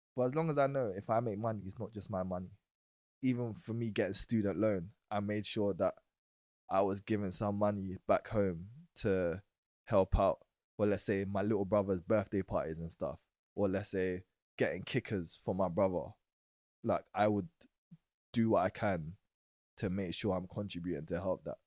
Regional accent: London, United Kingdom; I was born in Woolworth Road, East Street Market, but then I moved to Old Kent Road. But o, I went to a primary school in Old Kent Road

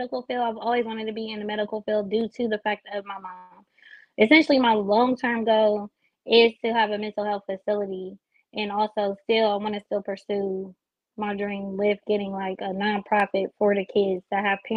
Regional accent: Columbus, Ohio, United States; I'm from Columbus

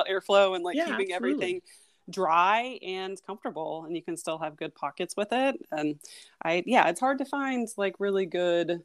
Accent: Midwest, United States; moved away as an adult; also born or lived in Portland, Oregon; I grew up in the Midwest

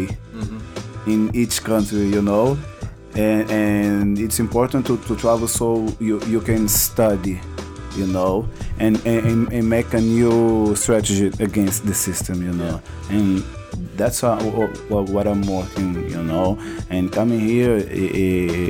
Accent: Angola; English is a second language; now in São Paulo, Brazil; I'm from Angola, you know, and I born like during the war

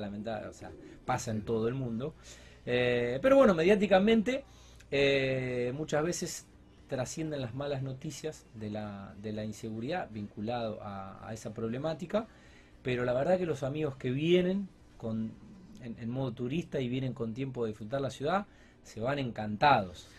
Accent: Rosario, Santa Fe, Argentina; nuestra ciudad

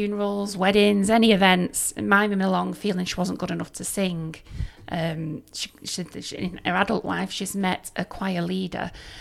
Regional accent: Oldham, North West England, United Kingdom; moved away as an adult; also born or lived in Nottinghamshire; I'm from Oldham. Moved down to Nottinghamshire, well, Derbyshire border, to live with my partner

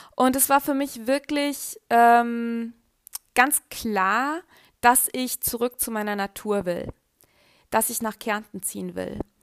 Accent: Germany; also born or lived in Carinthia, Austria; Ich bin in Deutschland aufgewachsen

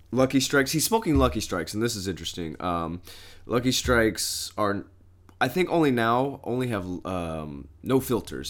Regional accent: Southern Indiana, United States; I'm actually from Southern Indiana

